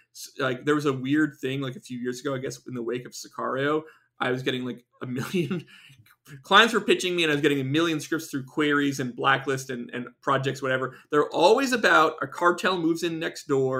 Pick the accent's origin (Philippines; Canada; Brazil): Canada; moved away; I'm an immigrant, I'm from Canada